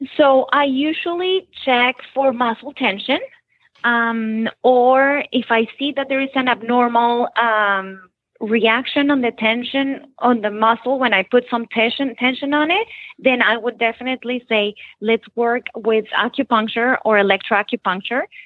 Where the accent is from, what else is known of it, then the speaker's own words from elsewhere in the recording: Bogotá, Bogotá Capital District, Colombia; moved away as an adult; also born or lived in Nashville, Tennessee, United States; now in Florida, United States; I was born in Nashville, Tennessee, uh, but I was raised in Bogota, Colombia.